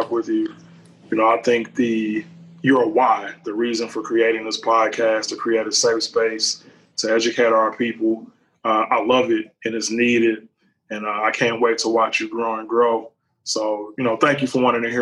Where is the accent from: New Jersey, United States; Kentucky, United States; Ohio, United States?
Ohio, United States; Cincinnati; I grew up in Cincinnati, Ohio